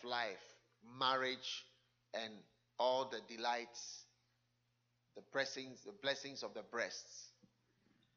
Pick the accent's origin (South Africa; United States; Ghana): Ghana; moved away